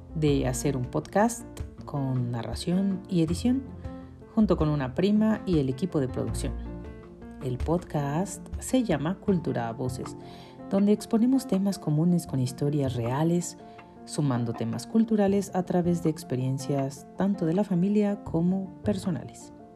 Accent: Mexico City, Mexico; Nací en la Ciudad de México, un 22 de marzo de 1980.

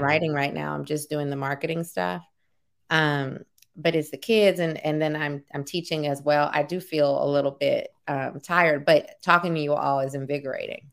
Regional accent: New Orleans, Louisiana, United States; now in Oakland, United States; We're from New Orleans

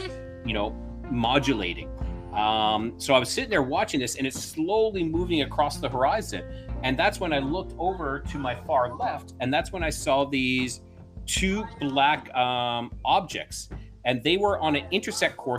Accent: Alberta, Canada; moved away as an adult; now in Mexico; I'm originally from Alberta, Canada

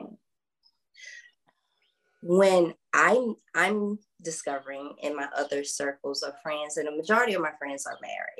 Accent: South Georgia, United States; I was raised in South Georgia in the Bible Belt

